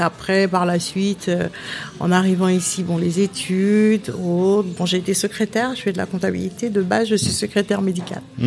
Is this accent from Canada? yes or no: no; Pointe-à-Pitre, Guadeloupe; now in France; Je suis né à Pointe-à-Pitre.